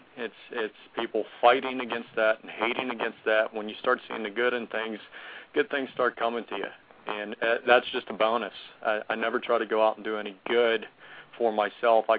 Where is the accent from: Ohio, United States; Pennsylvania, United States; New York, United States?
Pennsylvania, United States; Pittsburgh; I'm from Pittsburgh, Pennsylvania